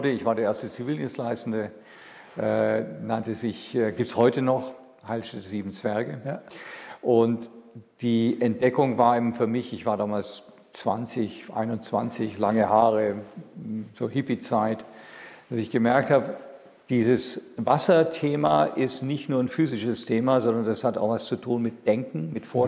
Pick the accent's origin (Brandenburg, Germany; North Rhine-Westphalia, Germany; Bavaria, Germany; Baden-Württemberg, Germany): Baden-Württemberg, Germany; Ulm; Ich bin aufgewachsen in Ulm